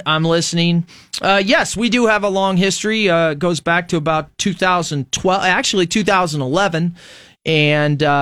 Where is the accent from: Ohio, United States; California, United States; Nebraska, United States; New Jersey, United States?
Nebraska, United States; Fremont; growing up in Fremont, Nebraska in the 80s